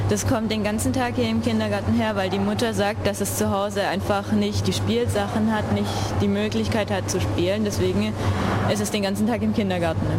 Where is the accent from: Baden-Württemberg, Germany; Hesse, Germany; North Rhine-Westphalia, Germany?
Baden-Württemberg, Germany; Nürtingen; now in Argentina; Ich bin eigentlich aus Nürtingen. Das ist ein kleiner Ort in der Nähe von Stuttgart, also aus dem Süden von Deutschland.